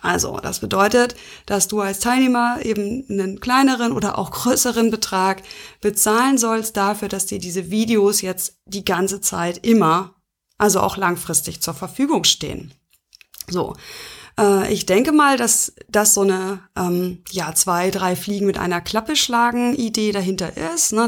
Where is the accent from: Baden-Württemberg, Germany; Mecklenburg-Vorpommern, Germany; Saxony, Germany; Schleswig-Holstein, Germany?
Schleswig-Holstein, Germany; bei uns in Schleswig-Holstein